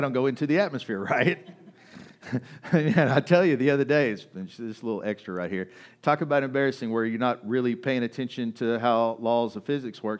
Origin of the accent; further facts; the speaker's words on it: Kaufman, Texas, United States; moved away; I grew up in Kauffman, Texas